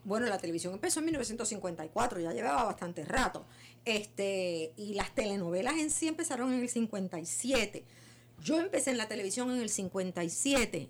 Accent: Puerto Rico; nosotros los puertorriqueños

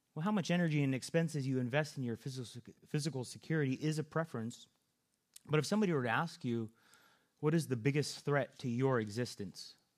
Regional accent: California, United States; moved away; I'm from California, and so out there we have to look out for earthquakes

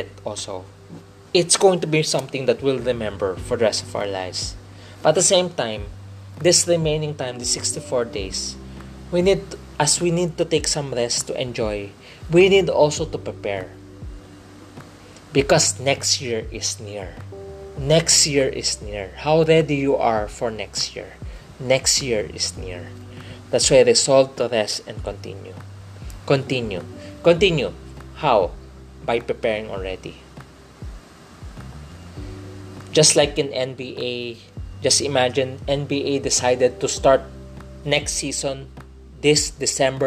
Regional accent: Philippines; fellow Filipino

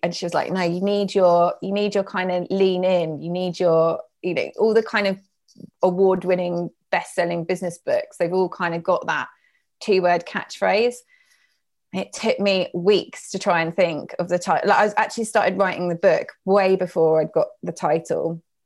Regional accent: United Kingdom

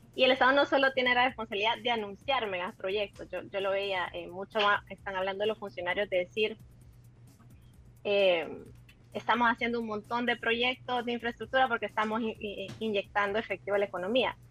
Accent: El Salvador; como, como, como salvadoreños

